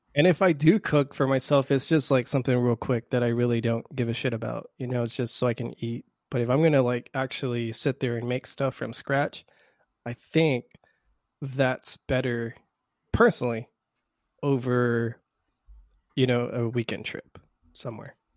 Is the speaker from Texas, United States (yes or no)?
yes; South Texas, United States; we're from South Texas